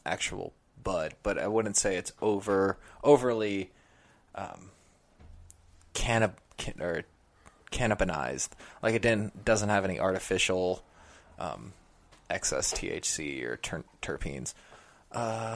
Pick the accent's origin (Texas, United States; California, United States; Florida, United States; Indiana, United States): California, United States; now in New York, United States; I'm from California